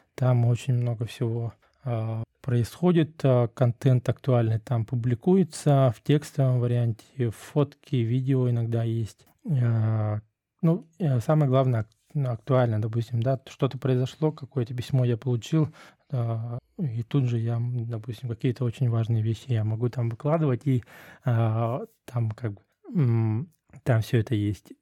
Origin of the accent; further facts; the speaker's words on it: Russia; moved away as an adult; мы из России, мы из той страны